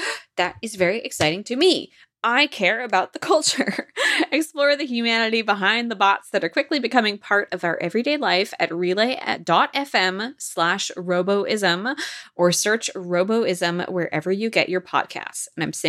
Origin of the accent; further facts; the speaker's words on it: Washington, United States; Because I'm from Washington State, you know I'm a Krispy Kreme gal.